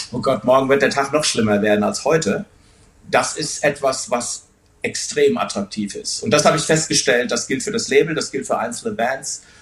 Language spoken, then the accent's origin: German; Wuppertal, North Rhine-Westphalia, Germany; wir kommen aus Wuppertal, wir sind stolz drauf, aus Wuppertal zu kommen